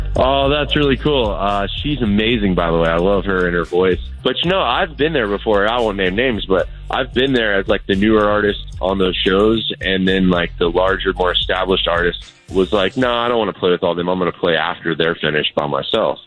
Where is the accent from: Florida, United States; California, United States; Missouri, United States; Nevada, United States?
Florida, United States; moved away; come back home to my home state of Florida